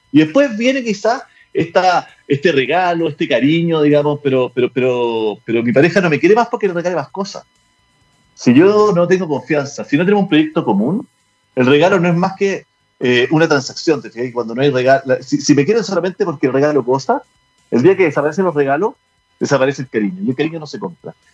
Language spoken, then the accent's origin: Spanish; Chile; porque finalmente lo primero que nos une es que somos chilenos.